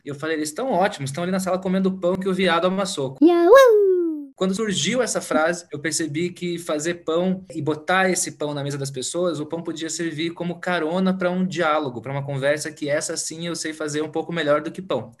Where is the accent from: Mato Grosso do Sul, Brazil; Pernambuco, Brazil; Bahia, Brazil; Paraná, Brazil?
Paraná, Brazil; Curitiba; eu sou aqui de Curitiba